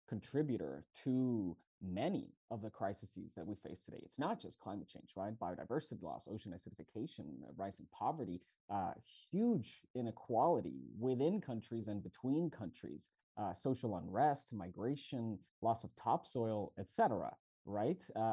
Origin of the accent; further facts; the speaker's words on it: Mexico City, Mexico; moved away as an adult; also born or lived in Montreal, Canada; now in Barcelona, Spain; I'm from Mexico City, Mexico